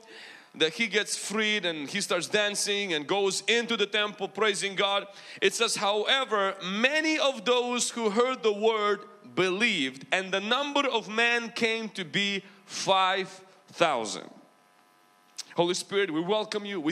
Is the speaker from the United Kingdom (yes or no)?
no; Ukraine; accent: Ukrainian mixed with American; moved away; also born or lived in United States; Do I have a big accent? Okay, I do. I have like Ukrainian mixed with American.